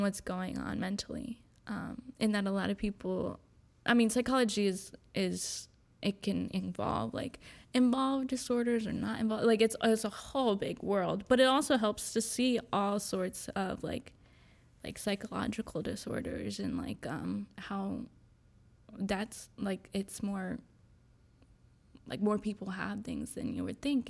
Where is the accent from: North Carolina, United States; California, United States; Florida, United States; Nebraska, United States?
North Carolina, United States; Winston-Salem; also born or lived in New York / Wilmington, North Carolina; I'm originally from New York, um, but I moved here when I was pretty young, um, and I've moved, I live in Winston, um, pretty much my whole childhood